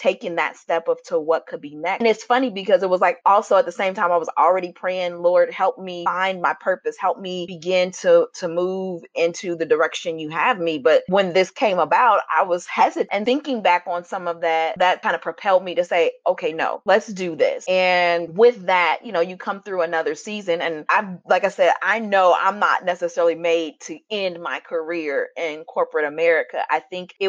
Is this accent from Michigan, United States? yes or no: no; Cleveland, Ohio, United States; also born or lived in Illinois; now in Normal, United States; I was born and raised in Cleveland, Ohio, and now I live in Illinois